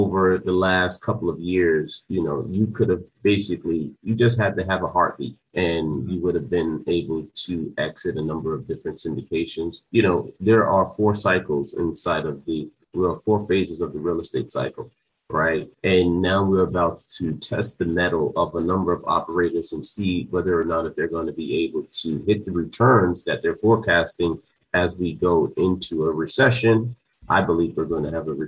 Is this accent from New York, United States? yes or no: no; New Jersey, United States; I grew up in New Jersey